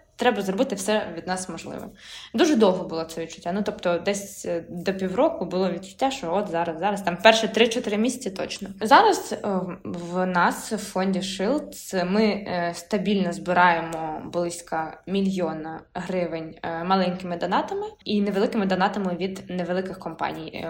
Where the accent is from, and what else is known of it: Ukraine; also born or lived in Kharkiv / Lviv Oblast